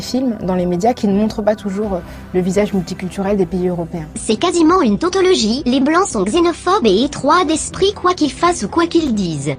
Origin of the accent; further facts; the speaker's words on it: France; chez nous en France